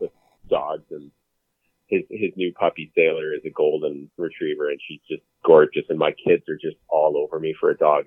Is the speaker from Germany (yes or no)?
no; Calgary, Alberta, Canada; I'm born and raised in Calgary, Alberta